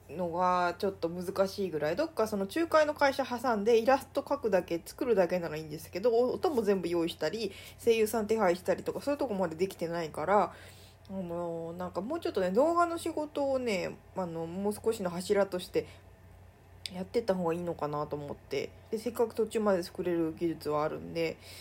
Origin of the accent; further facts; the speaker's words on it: Mie, Japan; 地元の三重県